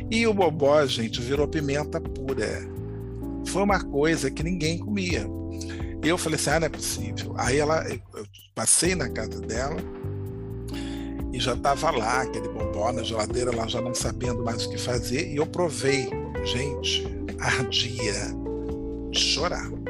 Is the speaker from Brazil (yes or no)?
yes; Bahia, Brazil; porque eu sou baiana, sou arretada, sou isso, sou aquilo.